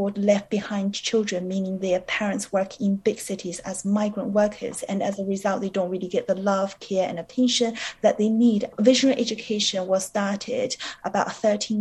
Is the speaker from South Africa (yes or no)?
no; New Zealand; moved away as an adult; also born or lived in China; now in London, United Kingdom; I was born in China and I grew up in New Zealand because my family moved there when I was 12 years old